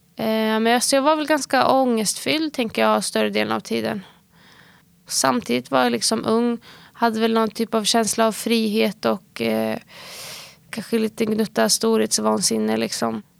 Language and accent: Swedish; Sweden; området vi växte upp i var ju ett område som både hade fördelar och nackdelar